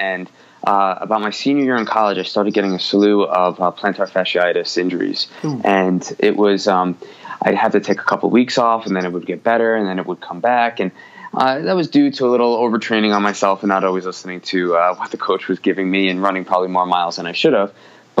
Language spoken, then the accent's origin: English; New York, United States; accent: New York; My New York accent is slipping away a little by little. I married a Midwestern woman who is diluted my accent a little bit, but it's still there every now and then. But I did grow up in the Northeast